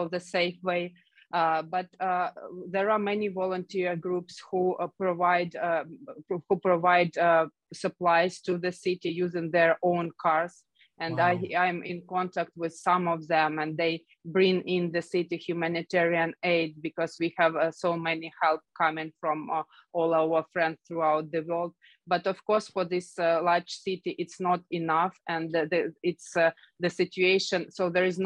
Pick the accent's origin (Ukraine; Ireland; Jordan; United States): Ukraine; Kharkiv, Kharkiv Oblast; I know the city very well. It's my hometown.